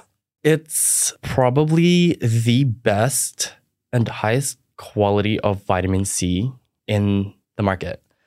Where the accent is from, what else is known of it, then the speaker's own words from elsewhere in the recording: Philippines; now in Australia; I didn't grow up in Australia. I grew up in the Philippines